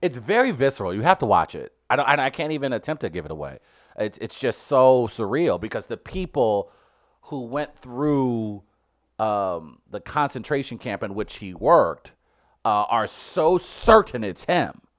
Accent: St. Louis, Missouri, United States; my hometown

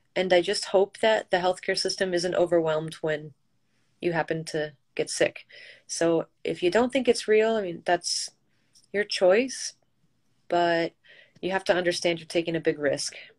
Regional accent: Michigan, United States; also born or lived in New York City; I'm originally from Michigan

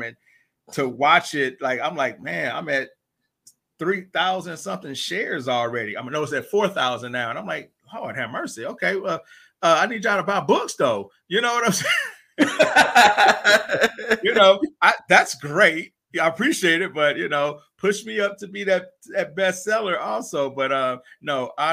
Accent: St. Louis, Missouri, United States; moved away as an adult; I'm originally from St. Louis, Missouri. I lived there till like 19

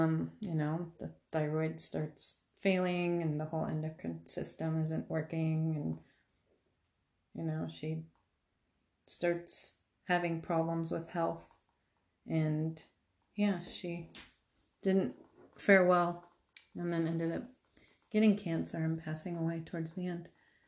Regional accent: Arizona, United States; I came from Arizona where it's just expansive. Everything's open and it makes me feel super uncomfortable.

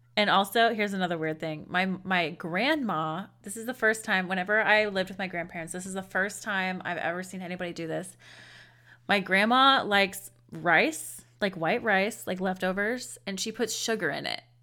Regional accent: United States; we're woefully American, or, um, I should say U S A. We're woefully U S A-ins.

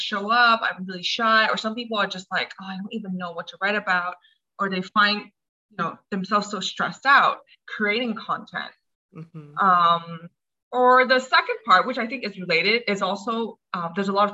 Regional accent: Hong Kong; also born or lived in United States; I'm from Hong Kong. I was born in the States, but I spent most of my life here.

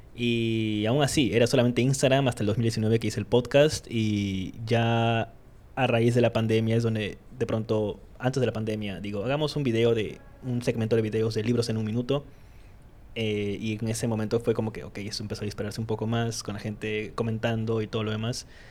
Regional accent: Iquitos, Loreto, Peru; now in Lima, Peru; soy de Quito, soy de, de Iquitos, soy de la isla

